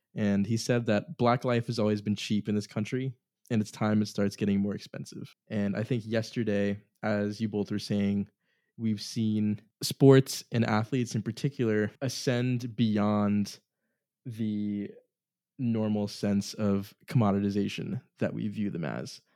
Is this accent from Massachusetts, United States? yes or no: yes; Boston, Massachusetts, United States; we're all from the Boston area